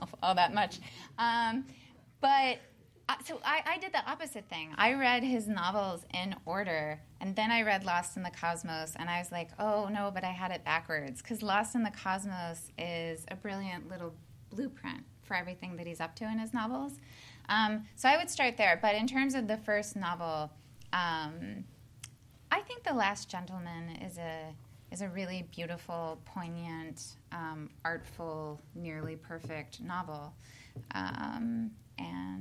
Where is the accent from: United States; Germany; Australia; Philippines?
United States; Midwest; also born or lived in the South; now in Southern United States; I'm a Midwesterner by birth